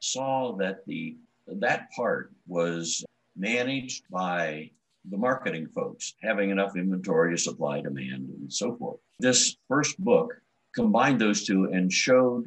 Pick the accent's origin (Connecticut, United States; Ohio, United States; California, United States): Ohio, United States; Columbus; I grew up in Columbus, Ohio